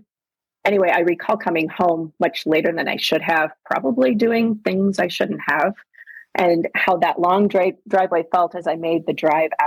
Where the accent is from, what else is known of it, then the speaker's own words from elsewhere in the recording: Cedar Falls, Iowa, United States; now in Des Moines, United States; I grew up in Cedar Falls